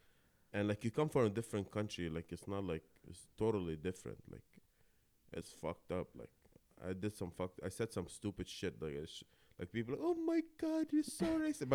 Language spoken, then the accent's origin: English; Kuwait; moved away; So my story is I was born and raised in Kuwait, you know, my father and my sister, right? We stayed there most of our, not most of my life